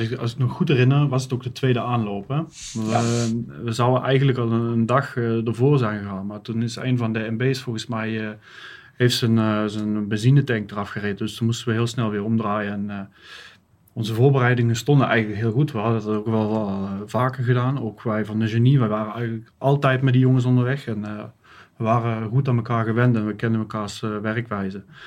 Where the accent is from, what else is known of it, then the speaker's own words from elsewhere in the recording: Netherlands; moved away as an adult; now in Germany; ben geboren in Nederland. Ik woon, eh, woon nu sinds uh, tien jaar in Duitsland